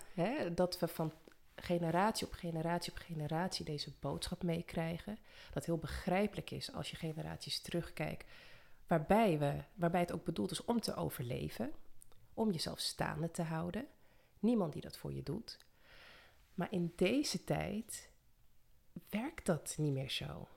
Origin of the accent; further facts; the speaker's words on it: Almere, Flevoland, Netherlands; also born or lived in Suriname / Amsterdam; Ik eh, ben ook in Suriname geboren. En toen bijna vier was naar Nederland gekomen. Een jaartje in de Bijlmer gewoond in Amsterdam. En daarna opgegroeid in Almere.